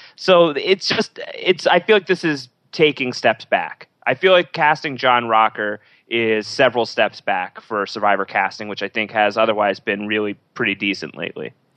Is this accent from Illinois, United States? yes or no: no; New York, United States; being a New Yorker